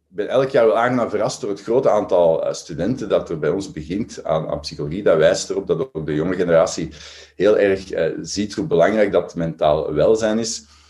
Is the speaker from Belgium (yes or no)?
yes; Belgium; we als Belgen